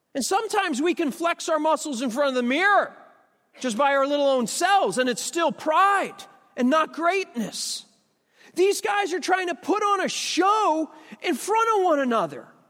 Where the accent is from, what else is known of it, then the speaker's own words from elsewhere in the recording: United States; I'm an American